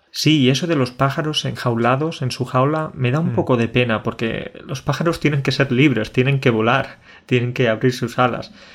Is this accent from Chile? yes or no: no; Spain; el dicho que tenemos en España